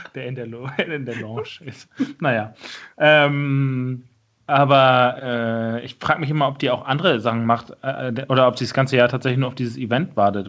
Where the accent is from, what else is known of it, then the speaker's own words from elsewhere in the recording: Schleswig-Holstein, Germany; ist für mich halt mein, mein Heimatbundesland